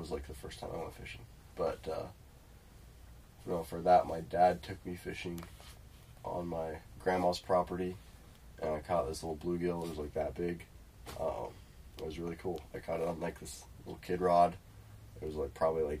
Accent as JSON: {"language": "English", "town": "Lincoln", "region": "Nebraska", "country": "United States", "tie": "born or raised there", "said": "I'm from Lincoln, Nebraska. Lived here all my life."}